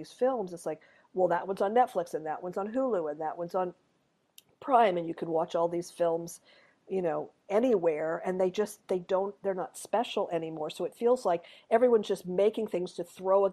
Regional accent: Montreal, Quebec, Canada; I grew up in Montreal

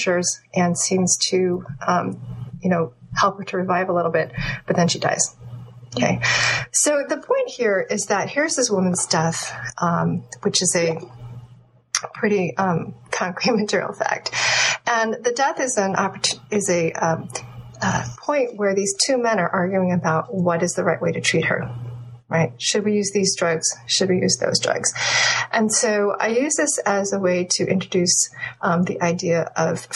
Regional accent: United States; I was born in the United States, and my parents came from Taiwan and mainland China.

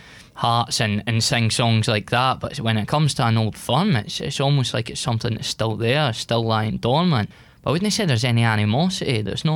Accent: Edinburgh, Scotland, United Kingdom; also born or lived in West Lothian; I'm from West Edinburgh myself, but my family's a lot from West Lothian. And actually a bit of a different story, because, I mean, half my family is Catholic, but, you know, my dad's side, they're all Rangers fans

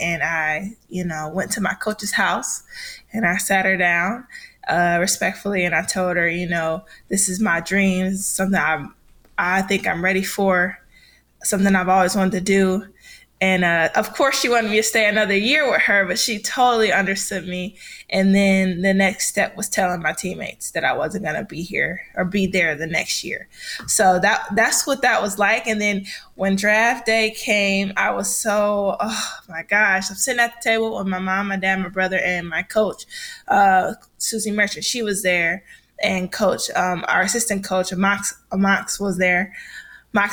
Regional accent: Detroit, Michigan, United States; moved away as an adult; I'm from Michigan, Detroit, Michigan. So that's where the high school is

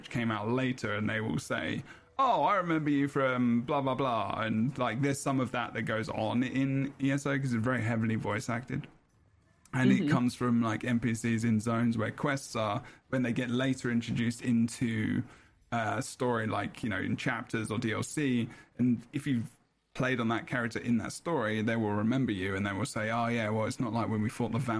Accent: England, United Kingdom; I'm English

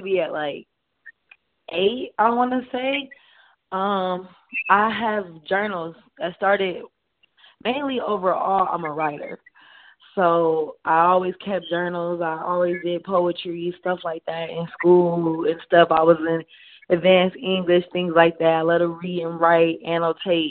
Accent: Canton, Ohio, United States; moved away as an adult; now in Georgia, United States; I'm from Canton, Ohio, Hall of Fame City.

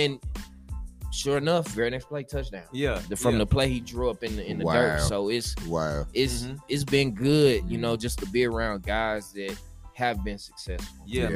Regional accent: Nashville, Tennessee, United States; moved away as an adult; also born or lived in Houston, Texas; I could have stayed in Nashville and coached high school ball

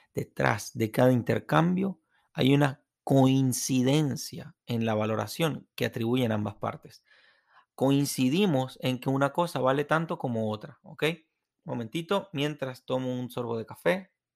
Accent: Venezuela; moved away; en el estadio de fútbol de mi tierra

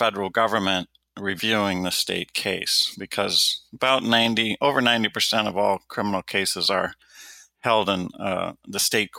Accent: Detroit, Michigan, United States; When I was growing up in Detroit, Michigan, it was routine that there were 1,000 homicides just in my home city in a year.

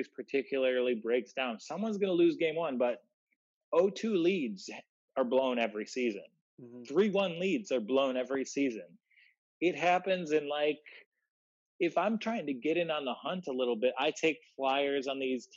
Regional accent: Detroit, Michigan, United States; I'm from Detroit, Michigan, and our basketball culture is defined by George Gervin

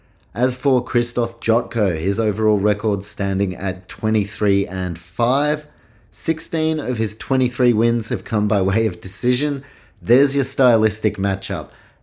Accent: New Zealand; also born or lived in Australia; I guess I identify as I'm Kiwi, Aussie, and yeah, grandparents Polish.

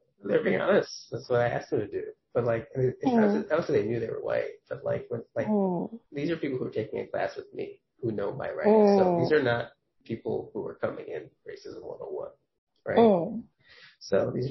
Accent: New York, United States; I know I'm from New York

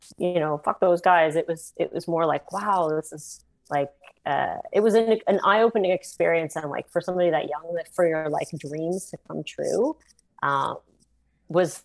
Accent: Canada; being from where we were, from, you know, a smaller city, like 300,000-400,000 people, and you know, we're Canadian

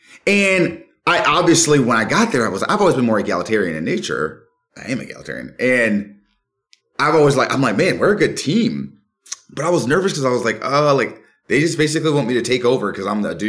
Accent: Florida, United States; now in North Carolina, United States; That's where I'm from. I'm from Florida.

